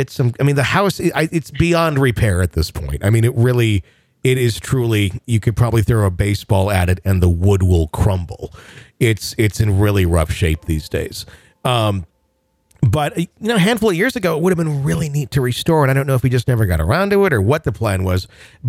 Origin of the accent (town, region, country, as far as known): Wisconsin, United States; born or raised there